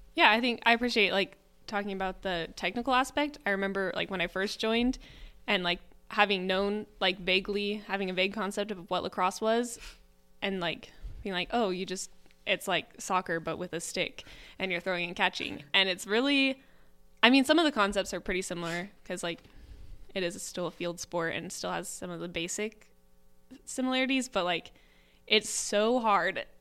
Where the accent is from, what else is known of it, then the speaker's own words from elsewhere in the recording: Salem, Oregon, United States; I'm from Salem, so I'm really close to my home